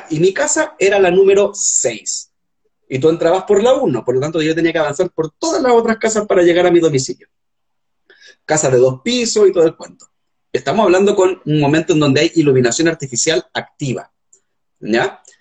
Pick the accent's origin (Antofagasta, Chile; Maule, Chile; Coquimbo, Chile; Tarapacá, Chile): Antofagasta, Chile; Cerro Moreno; yo crecí en Cerro Moreno, y Cerro Moreno, que es una base militar, es